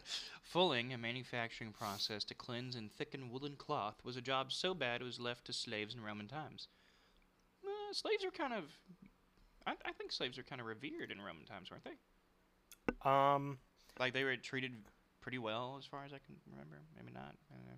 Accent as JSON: {"language": "English", "region": "Southern United States", "country": "United States", "tie": "born or raised there", "said": "I grew up in the South, and the way to figure out how to make any venom is, well, you got to collect venom"}